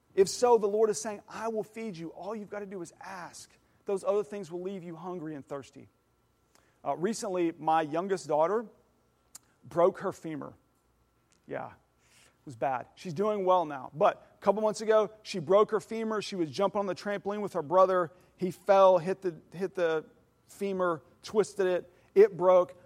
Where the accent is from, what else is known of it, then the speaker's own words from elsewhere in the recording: Oklahoma, United States; I know a thing or two about cattle, 'cause I'm from Oklahoma